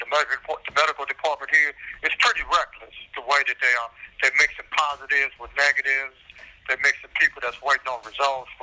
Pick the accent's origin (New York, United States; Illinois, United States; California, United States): California, United States; Los Angeles; the areas that I grew up in Watts